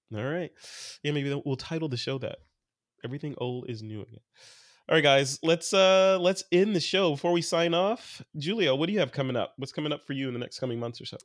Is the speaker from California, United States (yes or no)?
no; Chicago, Illinois, United States; I'm from Chicago